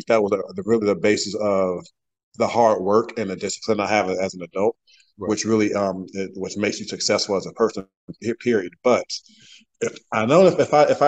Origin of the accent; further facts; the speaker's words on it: Jacksonville, North Carolina, United States; I grew up in Jacksonville, North Carolina